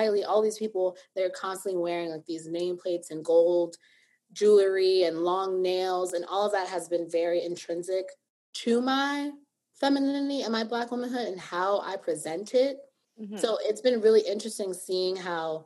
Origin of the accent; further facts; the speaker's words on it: New York City, New York, United States; I grew up in the Bronx